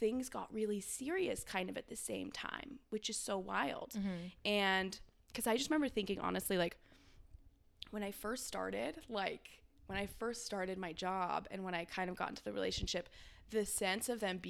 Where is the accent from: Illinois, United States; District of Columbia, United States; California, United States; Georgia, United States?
California, United States; moved away as an adult; also born or lived in Bay Area / Los Angeles; now in Austin, United States; I'm from California originally. I grew up on a hay ranch, and I kind of made my way through the Bay Area